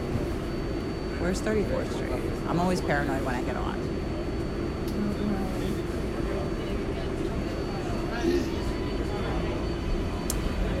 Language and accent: English; Philadelphia, Pennsylvania, United States; we're from Philadelphia, and we came to New York City